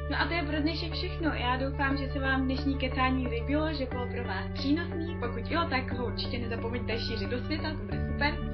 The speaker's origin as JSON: {"language": "Czech", "country": "Czechia", "said": "u nás v Čechách"}